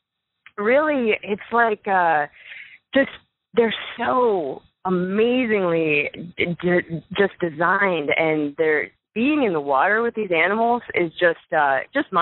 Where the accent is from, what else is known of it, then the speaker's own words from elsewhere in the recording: Florida Keys, United States; moved away as an adult; now in Boulder, United States; I grew up in the Florida Keys surrounded by, you know, living on a rock surrounded by the beautiful ocean